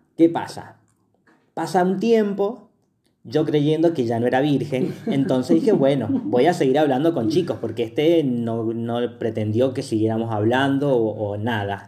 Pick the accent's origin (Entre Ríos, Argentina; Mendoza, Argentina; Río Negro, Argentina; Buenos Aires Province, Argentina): Mendoza, Argentina; somos de Mendoza